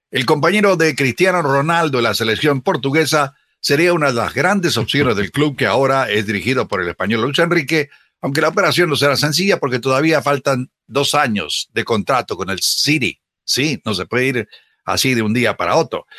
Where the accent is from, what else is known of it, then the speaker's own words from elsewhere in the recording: Chile; del mismo país donde yo nací